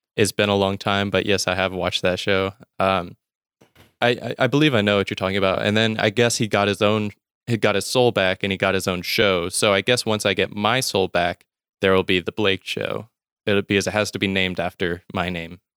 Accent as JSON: {"language": "English", "region": "Mississippi", "country": "United States", "tie": "born or raised there", "said": "I'm from Mississippi in the U S, and not born here, but I've lived most of my life here"}